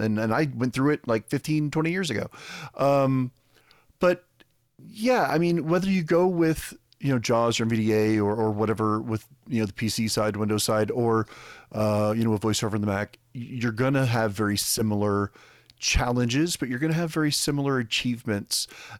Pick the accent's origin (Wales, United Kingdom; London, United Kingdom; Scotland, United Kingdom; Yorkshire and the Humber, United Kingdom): Scotland, United Kingdom; I'm Scottish, damn it.